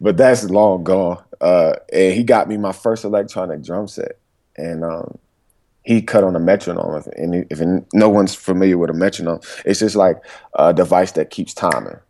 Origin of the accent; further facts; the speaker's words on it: Durham, North Carolina, United States; also born or lived in Greensboro, North Carolina; I was born and raised in Durham, North Carolina